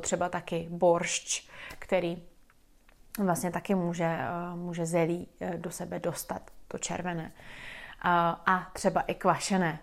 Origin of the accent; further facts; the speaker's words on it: Czechia; jako Češi